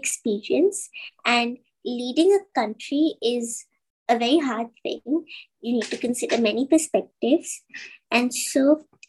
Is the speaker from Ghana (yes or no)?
no; Dubai, United Arab Emirates; I'm from Dubai and I'm 12 years old.